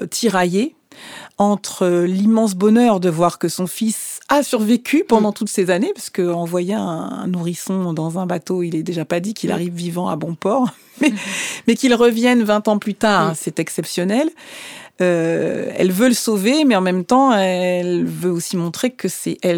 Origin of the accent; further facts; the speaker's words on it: Martinique; alors, je suis martiniquaise et le fait de voir un opéra qui se déroule en Martinique, pour moi, c'était un grand choc.